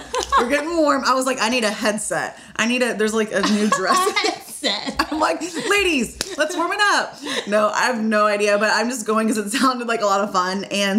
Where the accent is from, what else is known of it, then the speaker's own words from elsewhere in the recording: Memphis, Tennessee, United States; now in Nashville, United States; So I was born and raised in Memphis, Tennessee.